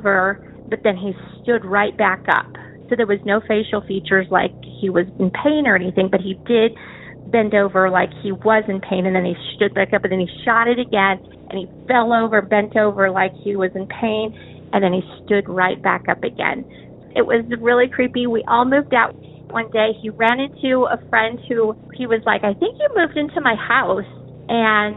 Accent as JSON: {"language": "English", "town": "Albuquerque", "region": "New Mexico", "country": "United States", "said": "I am from Albuquerque, New Mexico"}